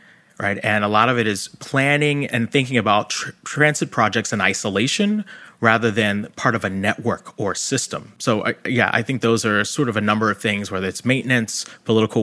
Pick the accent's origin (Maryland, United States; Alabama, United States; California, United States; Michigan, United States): Maryland, United States; Baltimore; I grew up in Baltimore, and Baltimore does have a subway